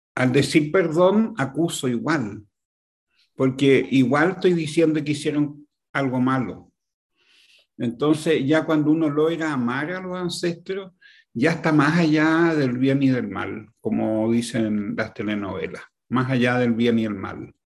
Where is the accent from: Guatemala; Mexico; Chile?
Chile; Yo, yo viví y nací en Chile hace 72 años